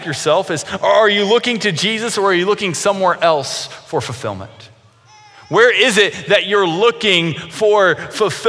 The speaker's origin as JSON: {"language": "English", "town": "Grayson", "region": "Kentucky", "country": "United States", "tie": "born or raised there", "said": "Kentucky Christian University, which was in my hometown"}